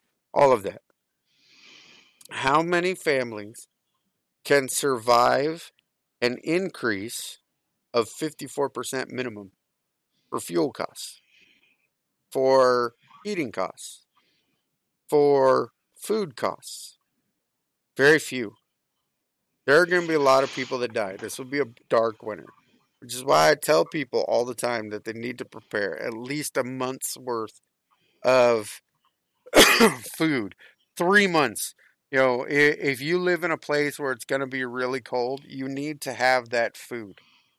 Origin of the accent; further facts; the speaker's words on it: Florida, United States; It's cold. I grew up in South Florida.